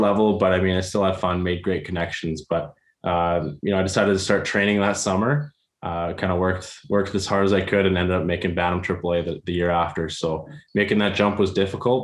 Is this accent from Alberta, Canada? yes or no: yes; Calgary, Alberta, Canada; also born or lived in Airdrie, Alberta / Saskatchewan; Growing up in Airdrie, I moved here when I was 12 from Calgary